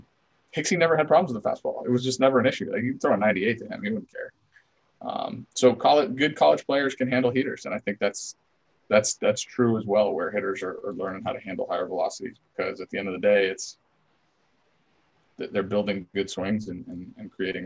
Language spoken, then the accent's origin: English; United States; born there; also born or lived in Italy; So I was born in the States, and I was doing like the back and forth thing in elementary school